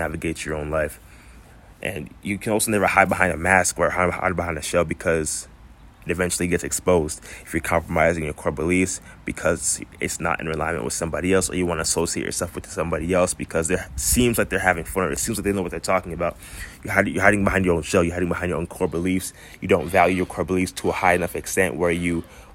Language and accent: English; Florida, United States; I grew up in Florida most of my life